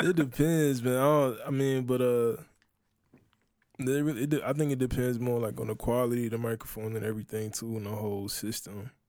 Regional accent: Charleston, South Carolina, United States; that's where I grew up

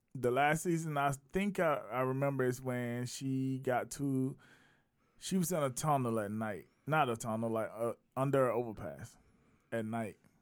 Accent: South Carolina, United States; I saw it in my hometown, I'm based in Raleigh, East Village, South Carolina

